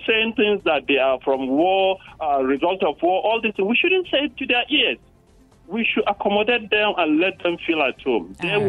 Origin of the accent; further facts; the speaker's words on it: Nigeria; Nigerians and as a society, we